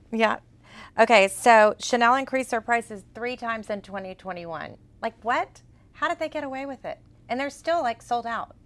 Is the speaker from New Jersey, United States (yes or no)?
no; Texas, United States; accent: Texas; my Texas accent.